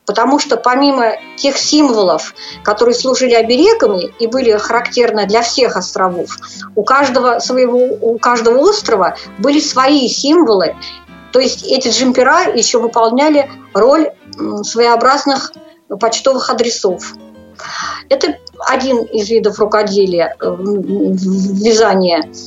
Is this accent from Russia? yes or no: yes; Saratov, Saratov Oblast, Russia; Я родилась в Саратовской области, э, закончила Саратовскую школу для незрячих в 1987 году